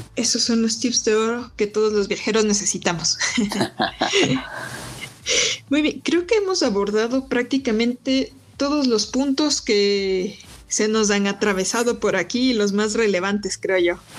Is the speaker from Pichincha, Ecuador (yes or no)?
yes; Quito, Pichincha, Ecuador; soy quiteña